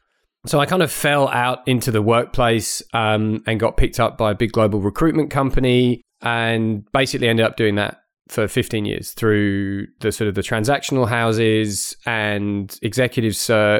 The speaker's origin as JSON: {"language": "English", "country": "United Kingdom", "tie": "born or raised there", "accent": "blended", "moved": "as an adult", "said": "So my accent's a little bit sort of blended because I grew up in the UK, but then I've had really most of my professional working life here."}